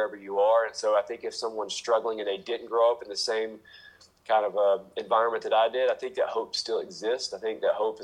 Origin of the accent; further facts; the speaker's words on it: United States; I grew up in America. I grew up in a not poor part of America.